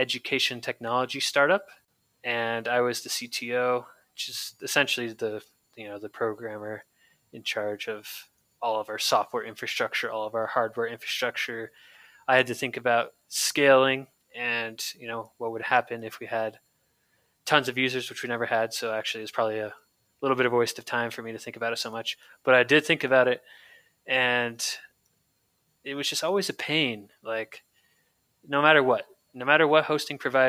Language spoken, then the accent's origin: English; San Francisco Bay Area, California, United States; So I grew up in the Bay Area, San Francisco Bay Area in California